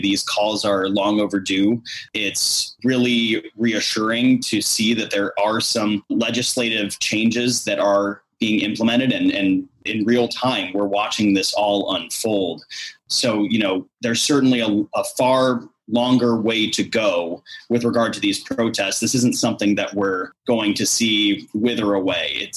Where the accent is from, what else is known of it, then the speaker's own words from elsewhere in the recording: Iowa, United States; growing up in Iowa, which is not exactly a bastion of diversity